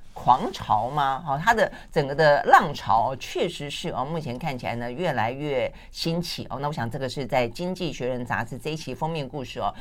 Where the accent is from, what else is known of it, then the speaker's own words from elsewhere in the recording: Tainan, Taiwan; 我像我们小时候在台南